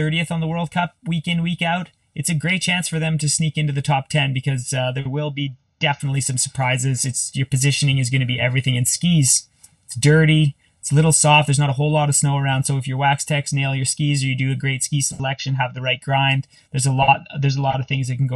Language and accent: English; Canada; I'm Canadian